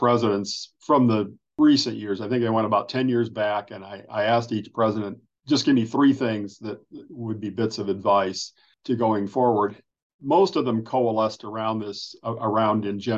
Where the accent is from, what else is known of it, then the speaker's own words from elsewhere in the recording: Northern Ohio, United States; moved away as an adult; also born or lived in Chicago / Indiana; I grew up in Northern Ohio